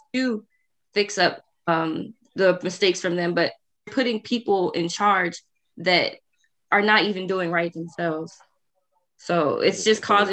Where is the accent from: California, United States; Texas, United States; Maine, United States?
Texas, United States; now in Maryland, United States; I'm from Texas